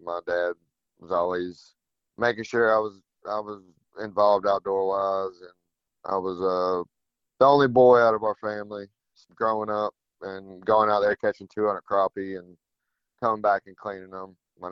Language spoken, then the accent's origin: English; South Florida, United States; now in Fort Morgan, United States; Growing up in South Florida too, my mom's family down there